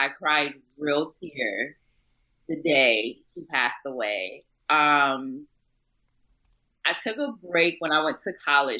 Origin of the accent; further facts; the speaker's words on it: Buffalo, New York, United States; I grew up in Buffalo, New York, a.k.a. the armpit of America.